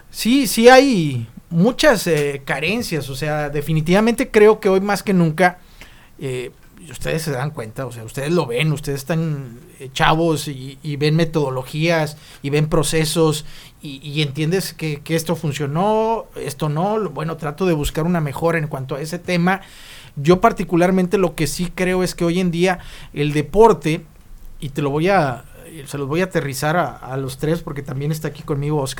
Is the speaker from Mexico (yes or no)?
yes; Mexico; born there; Échale la culpa que nacimos en México.